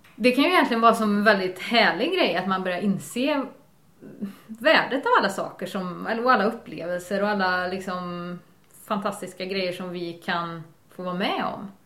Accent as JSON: {"language": "Swedish", "region": "Värmland", "country": "Sweden", "moved": "yes", "lives_now": "Bohuslän, Sweden", "said": "jag kommer från Värmland"}